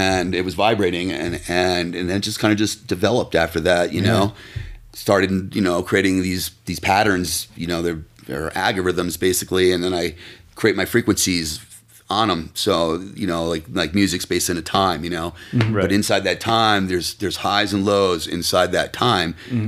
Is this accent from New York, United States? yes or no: yes; Tarrytown, New York, United States; moved away; also born or lived in San Diego; My parents are from the Westchester area, and I grew up in Tarrytown.